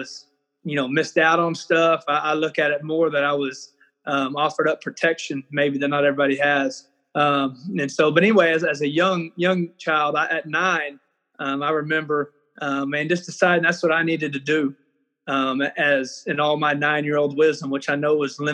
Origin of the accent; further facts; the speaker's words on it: Anson, Texas, United States; also born or lived in Amarillo, Texas; now in Odessa, United States; I was actually born up in Amarillo, but quickly we moved to the Abilene area. And I'm from Anson, Texas, which is about 25 miles north of Abilene